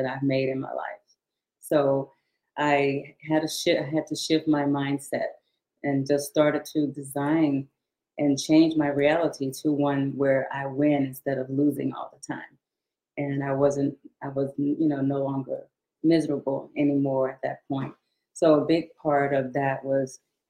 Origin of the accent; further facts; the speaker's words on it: Shreveport, Louisiana, United States; also born or lived in Houston, Texas; I was born in 1956 in Houston, Texas, but my family moved back to their hometown after my dad retired from the military when I was 7 years old. So I was raised in Shreveport, Louisiana